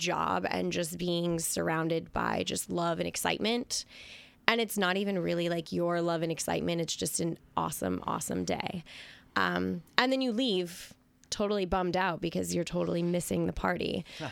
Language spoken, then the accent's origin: English; California, United States; moved away as an adult; now in Long Island, United States; Originally from California, started doing hair for our first 8th grade dance in 1993